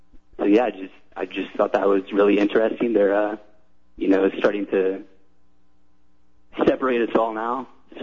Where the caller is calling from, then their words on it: Iowa City, Iowa, United States; I'm calling from Iowa City, the former abortion capital of the United States.